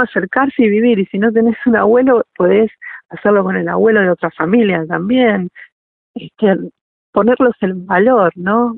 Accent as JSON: {"language": "Spanish", "country": "Argentina", "said": "como argentinos"}